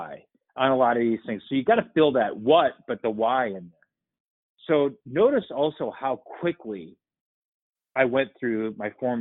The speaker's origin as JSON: {"language": "English", "town": "Winona", "region": "Minnesota", "country": "United States", "tie": "born or raised there", "said": "I grew up in Winona, Minnesota, and I had a great family"}